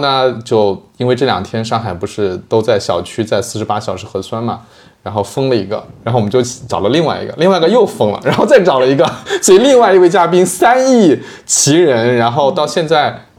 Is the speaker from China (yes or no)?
yes; rural southern Jiangsu, China; moved away as an adult; now in Shanghai, China; 我小时候是在江苏农村长大的，就是江苏我们都知道内斗大省